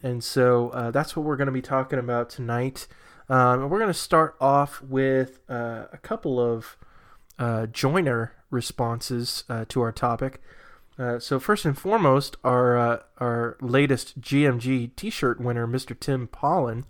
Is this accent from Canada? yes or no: no; New Hampshire, United States; moved away; where I come from, my, my home state, uh, of New Hampshire